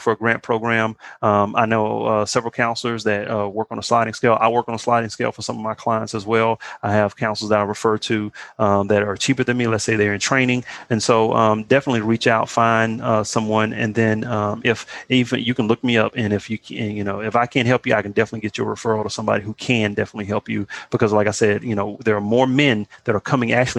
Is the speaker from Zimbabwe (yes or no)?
no; Beaumont, Texas, United States; I'm from Beaumont, Texas